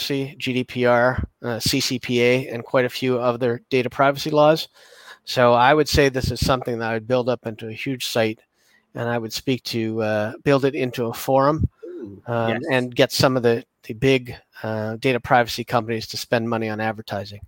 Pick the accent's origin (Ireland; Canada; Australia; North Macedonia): Canada; I'm Canadian